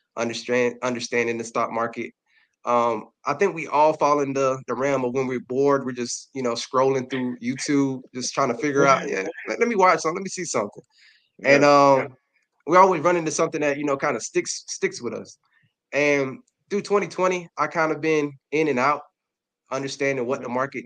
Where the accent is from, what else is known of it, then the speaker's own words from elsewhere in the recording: Darlington, South Carolina, United States; now in Columbia, United States; I'm from Darlington, South Carolina, a humbling city right outside of Florence.